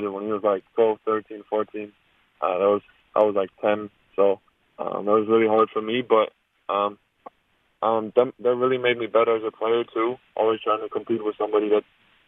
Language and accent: English; Germany; moved away as an adult; growing up in Germany